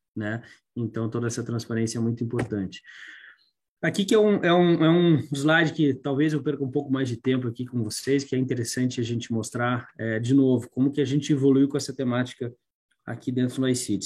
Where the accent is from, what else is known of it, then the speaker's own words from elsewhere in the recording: Curitiba, Paraná, Brazil; como curitibano